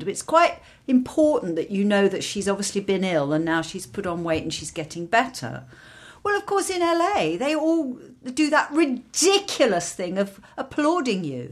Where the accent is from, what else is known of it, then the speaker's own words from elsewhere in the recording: London, United Kingdom; accent: English; I grew up in London and worked in London